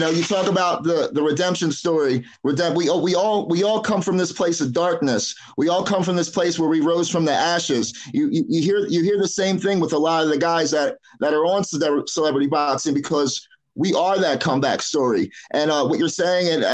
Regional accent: Philadelphia, Pennsylvania, United States; I'm from South Philly. Me and Tony went to the same high school together

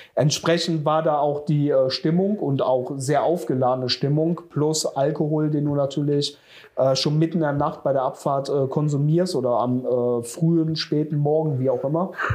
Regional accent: Jüchen, North Rhine-Westphalia, Germany; habe damals ja noch äh, in meinem Heimatort in Jüschen gewohnt

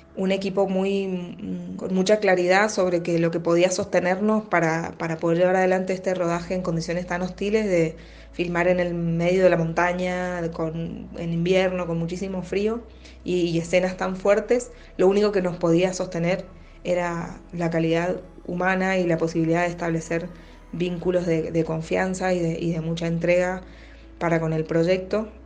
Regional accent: Mendoza, Argentina; soy actriz de Mendoza

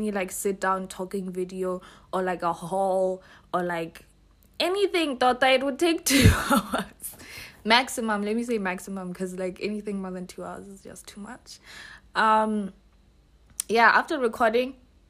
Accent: Botswana; I'm from Botswana

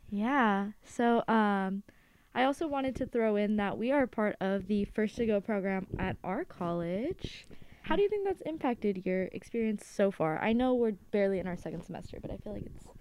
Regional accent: Los Angeles, California, United States; I am from Los Angeles, California

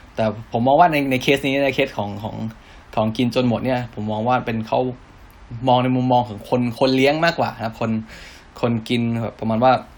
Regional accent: Thailand; เราเป็นคนไทย

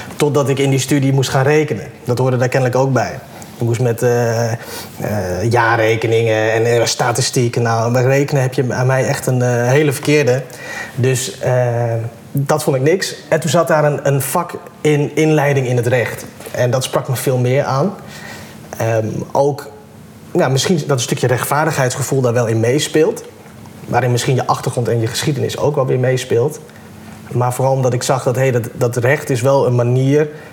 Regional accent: Assen, Drenthe, Netherlands; moved away as an adult; also born or lived in Groningen / Bovensmilde; now in Amsterdam, Netherlands; opgegroeid in Assen en nu dus in Amsterdam woonachtig.

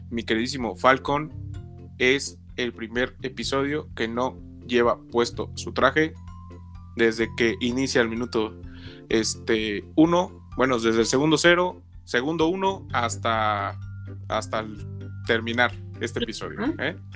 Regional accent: Mexico; perdónenme, pero es que soy eh, mexicano casi gringo, por eso luego no me acuerdo

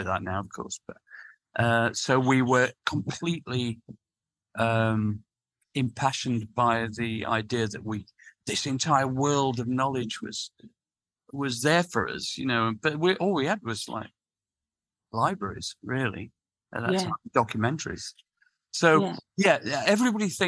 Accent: Sheffield, Yorkshire and the Humber, United Kingdom; now in London, United Kingdom; I'm from Sheffield, as you know, but I've lived in London for 40 years.

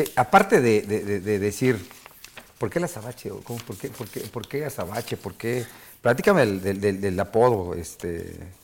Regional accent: Mexico; Somos mexicanos y yo crecí

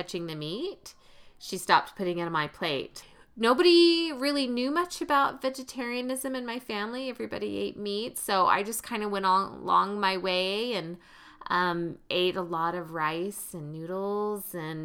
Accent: the South, United States; When I grew up in the South in a meat and potatoes family

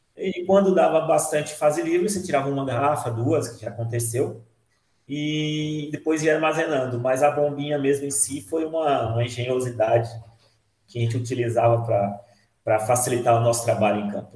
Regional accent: Minas Gerais, Brazil; moved away as an adult; now in São Paulo, Brazil; nasci aqui em São Paulo, mas fui criado em Minas. Eu falo que eu sou mineiro

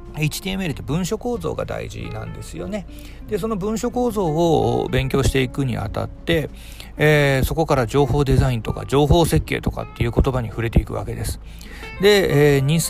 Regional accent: Hiroshima, Japan; moved away as an adult; also born or lived in Kitakyushu; now in Fukuoka, Japan; 広島で生まれて、広島で育ちました。

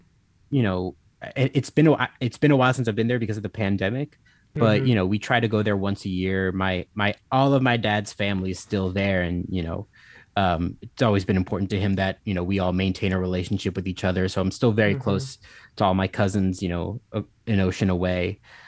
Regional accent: Westchester, New York, United States; also born or lived in Brooklyn, New York; Well, I'm originally from the suburbs of New York City. I'm from Westchester, New York. That's where I was born and raised, and I've sort of been all over the New York State throughout my life. I studied upstate, and now I live in Brooklyn.

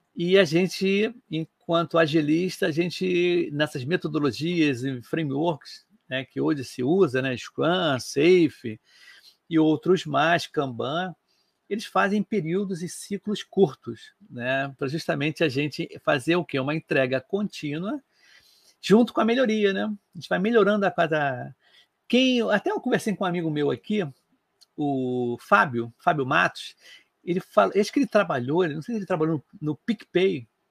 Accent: Rio de Janeiro, Brazil; eu sou do Rio de Janeiro

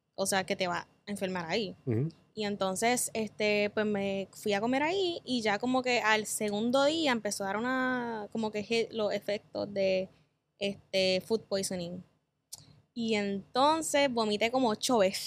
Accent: Cabo Rojo, Puerto Rico; Soy de Cabo Rojo, del área oeste

